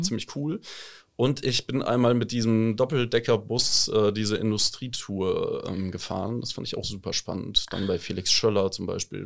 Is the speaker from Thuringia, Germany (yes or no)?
yes; southern Thuringia, Germany; moved away as an adult; also born or lived in Bamberg; now in Osnabrück, Germany; ich komme ursprünglich aus Südthüringen